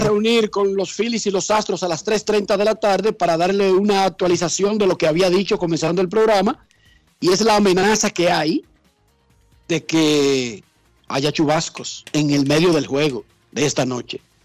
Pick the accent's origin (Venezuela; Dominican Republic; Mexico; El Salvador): Dominican Republic; Herrera, Distrito Nacional; yo soy de Herrera y en Herrera como que tenemos un lenguaje más directo